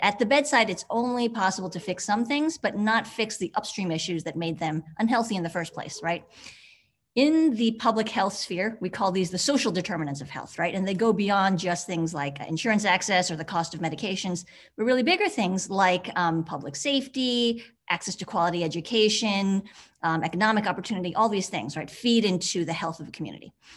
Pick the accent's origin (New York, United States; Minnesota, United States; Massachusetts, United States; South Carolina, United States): New York, United States; New York City; moved away as an adult; now in Atlanta, United States; I grew up in New York City